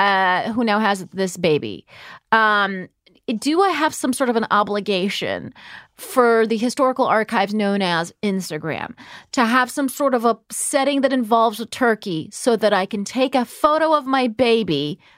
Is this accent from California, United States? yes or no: yes; California, United States; now in East Coast, United States; I'm from California. I've been on the East Coast forever.